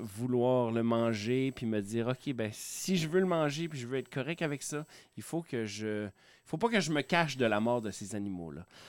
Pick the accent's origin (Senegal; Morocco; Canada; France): Canada; Quebec; je viens de Saguenay-Lac-Saint-Jean, qui est une région euh, très boisée, donc, euh, mes oncles, mes cousins, ça chassait. Fait que je suis élevé dans, dans, dans un, environnement de chasseurs